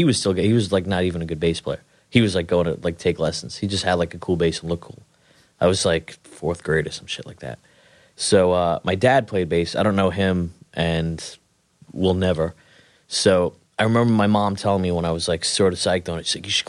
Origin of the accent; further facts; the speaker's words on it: Queens, New York, United States; South Ozone Park, Queens.